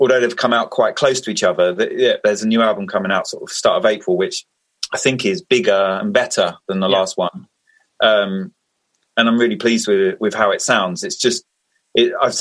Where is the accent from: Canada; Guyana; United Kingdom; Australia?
United Kingdom; Essex, East of England; moved away as an adult; now in Bristol, United Kingdom; I grew up in Essex, moved to Bristol 4 or 5 years ago.